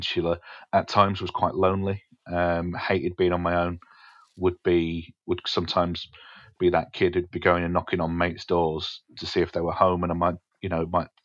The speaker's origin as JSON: {"language": "English", "area": "Essex", "region": "East of England", "country": "United Kingdom", "tie": "born or raised there", "also_born_or_lived": "Alexandria, Scotland", "said": "I was born in Scotland, but raised in Essex."}